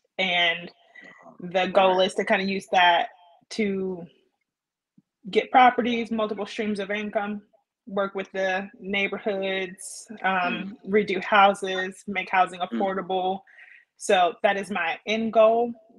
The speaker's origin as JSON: {"language": "English", "town": "Woodbridge", "region": "Virginia", "country": "United States", "tie": "born or raised there", "also_born_or_lived": "Birmingham, Alabama", "moved": "as an adult", "said": "Born and raised in Virginia, Northern Virginia, close to D.C., Prince William, Woodbridge area. I've been by way of Birmingham, Alabama since 2013."}